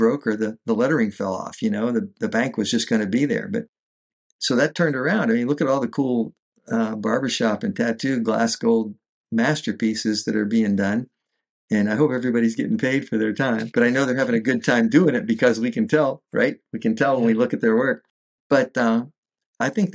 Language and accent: English; north of Pittsburgh, Western Pennsylvania, United States; now in Fort Myers, United States; I came from Western PA, north of Pittsburgh, Rust Belt city